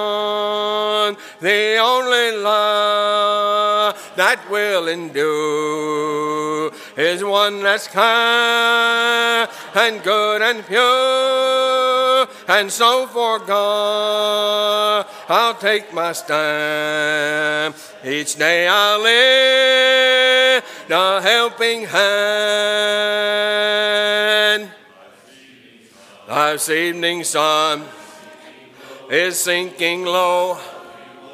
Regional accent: Hope, Arkansas, United States; I grew up in a congregation out in Arkansas, southwest Arkansas. I was born in Hope

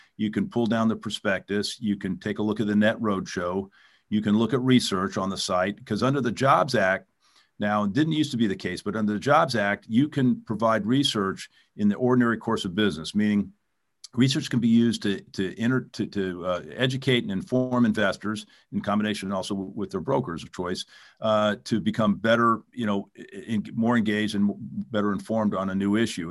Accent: California, United States; also born or lived in New York; I grew up here in California

